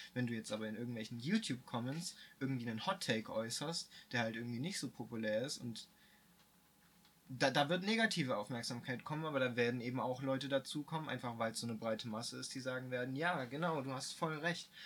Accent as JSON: {"language": "German", "country": "Germany", "said": "als Deutscher"}